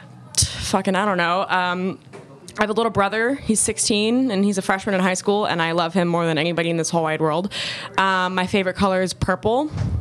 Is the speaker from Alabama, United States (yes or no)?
no; Georgia, United States; I was born in Georgia.